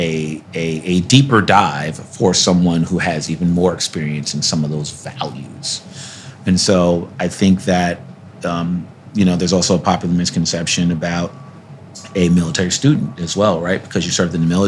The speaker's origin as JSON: {"language": "English", "town": "New York City", "region": "New York", "country": "United States", "tie": "born or raised there", "also_born_or_lived": "White Plains, New York", "said": "I was a wild child growing up in Brooklyn in the Bronx, and then, you know, eventually in Westchester County, right downstate, a place called White Plains, New York"}